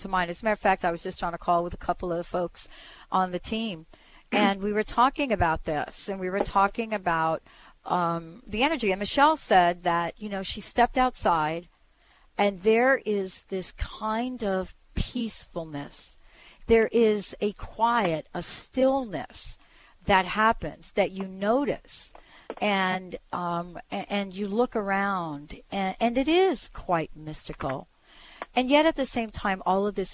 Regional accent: East Coast, United States; now in Pacific Northwest, United States; I grew up on the East Coast

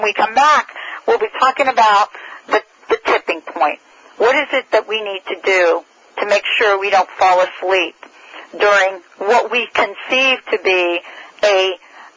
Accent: United States; also born or lived in New York; I'm from New Jersey and New York

